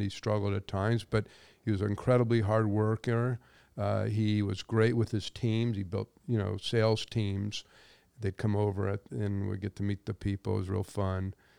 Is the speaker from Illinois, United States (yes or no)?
no; Los Angeles, California, United States; I grew up in the San Fernando Valley